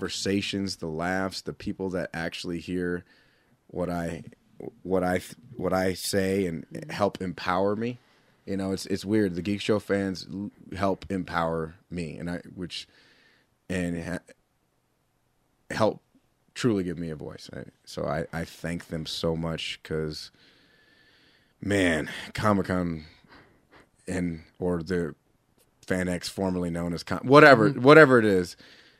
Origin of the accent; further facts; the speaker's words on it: California, United States; moved away as an adult; now in Utah, United States; I've been out here in Utah for 14 years. I'm originally from California